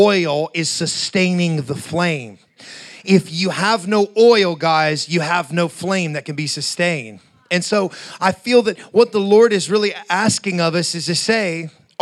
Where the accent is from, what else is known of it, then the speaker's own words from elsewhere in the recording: Appalachia, United States; I'm from, you know, Appalachia, so, you know, growing up near the Kentucky, West Virginia, Southern Ohio area, hillbilly country